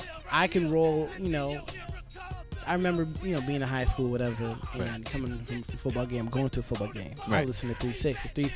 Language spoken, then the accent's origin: English; the South, United States; also born or lived in Fayetteville, North Carolina; I'm from the South. You know, I'm from the South, so I grew up listening to, you know